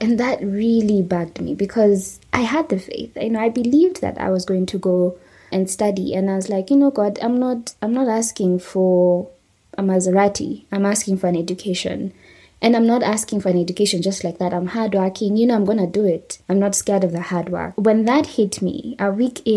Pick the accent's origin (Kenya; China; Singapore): Kenya